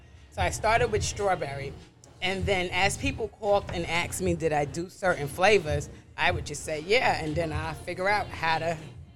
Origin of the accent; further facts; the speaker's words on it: New York City, New York, United States; also born or lived in Brooklyn; I'm from Queens. I still live in Queens, but I was born and raised in Brooklyn. I was born in Brooklyn, and then I moved to Queens, and I've been in Queens since I was about 3 years old.